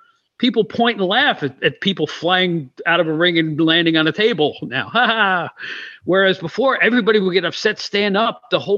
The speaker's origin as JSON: {"language": "English", "town": "Albany", "region": "New York", "country": "United States", "tie": "born or raised there", "said": "I grew up near Albany, New York, and I used to go to the Washington Avenue Armory to watch my WWF wrestling."}